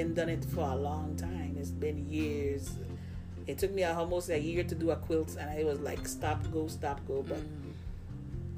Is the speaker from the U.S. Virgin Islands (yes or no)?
yes; U.S. Virgin Islands; now in Texas, United States; I'm from the beautiful island of the Virgin Islands and I live in Texas.